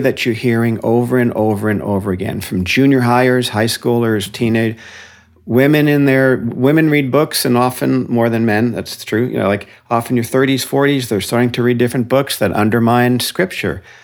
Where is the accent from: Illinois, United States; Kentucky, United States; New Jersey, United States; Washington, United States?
New Jersey, United States; Paramus; moved away as an adult; also born or lived in London, England; now in Santa Cruz, United States; I was raised in Paramus, New Jersey, which is a suburb of New York City.